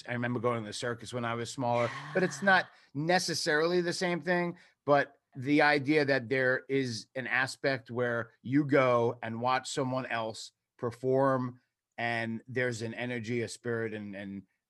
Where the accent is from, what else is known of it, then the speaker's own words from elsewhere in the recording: New York, United States; like everyone else I grew up like with in New York.